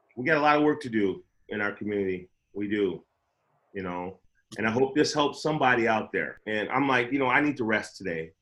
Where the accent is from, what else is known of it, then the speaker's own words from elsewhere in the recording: Chicago, Illinois, United States; moved away; I grew up in Chicago where there was ghetto birds all the time over the West Side with spotlights.